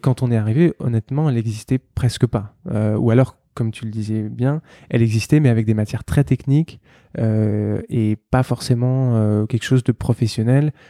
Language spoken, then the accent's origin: French; Paris, Île-de-France, France; je suis euh, parisien, né, euh, né à Paris